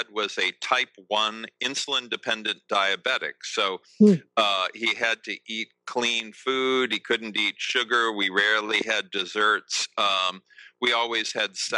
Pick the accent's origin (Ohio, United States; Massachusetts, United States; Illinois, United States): Massachusetts, United States; outside of Boston; I was raised in the States. I was raised right outside of Boston